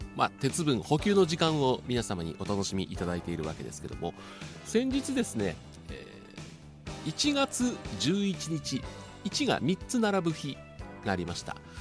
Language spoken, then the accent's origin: Japanese; Kanto, Japan; moved away as an adult; now in Kansai, Japan; ずっと私関東で育ってで関西に就職で33年前にやってきたわけですけども